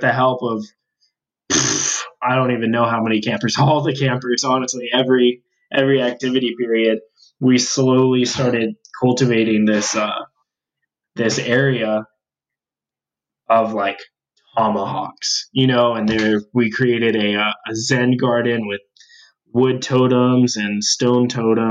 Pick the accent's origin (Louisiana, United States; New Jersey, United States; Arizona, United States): Arizona, United States; Tucson; now in Tempe, United States; I'm from Tucson and I'm still a Wildcat at heart.